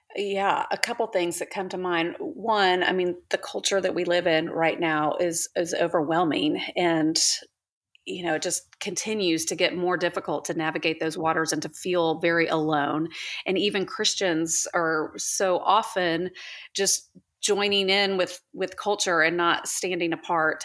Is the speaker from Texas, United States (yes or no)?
yes; Houston, Texas, United States; also born or lived in Oklahoma; now in Dallas, United States; I'm from Houston